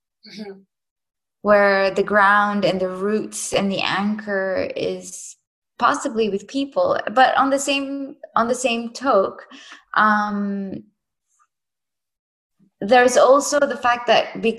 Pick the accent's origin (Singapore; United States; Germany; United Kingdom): Singapore; moved away; I am from Singapore, so it's a very regulated place